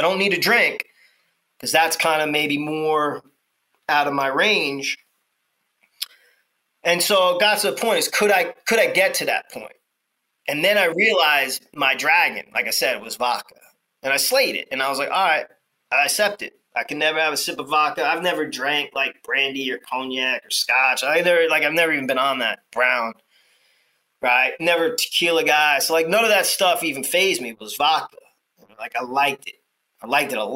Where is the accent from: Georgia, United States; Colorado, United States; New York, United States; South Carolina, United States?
New York, United States; I grew up in New York